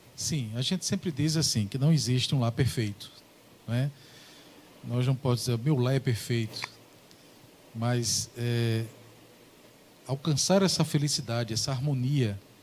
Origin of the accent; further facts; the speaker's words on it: Ingá, Paraíba, Brazil; moved away as an adult; Eu sou paraibano, né? Eu sou paraibano, moro aqui há 16 anos e meio